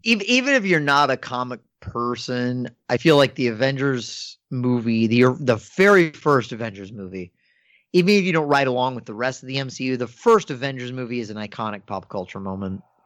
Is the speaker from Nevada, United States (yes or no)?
no; Northern Virginia, United States; growing up in Northern Virginia